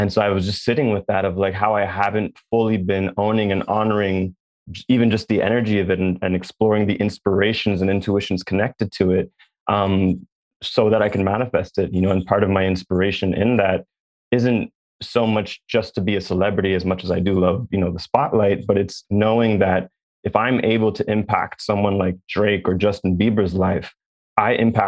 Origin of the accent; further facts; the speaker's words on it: Jamaica; I'm Jamaican.